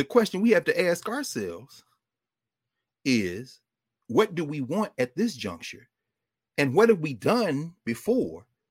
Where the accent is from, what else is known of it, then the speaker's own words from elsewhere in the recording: Nashville, Tennessee, United States; Nashville, my hometown, North Nashville